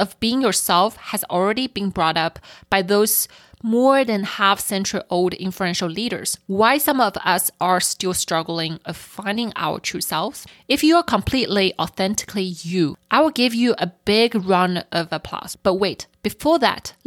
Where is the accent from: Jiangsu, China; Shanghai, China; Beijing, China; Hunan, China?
Shanghai, China; moved away; I grew up in Shanghai